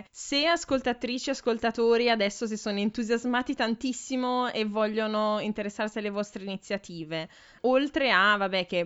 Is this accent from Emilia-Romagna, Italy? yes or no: yes; Ferrara, Emilia-Romagna, Italy; now in Forlì, Italy; Andandomene via da Ferrara mi sono resa conto di quanto sono ferrarese e anche della bellezza che c'è in Ferrara.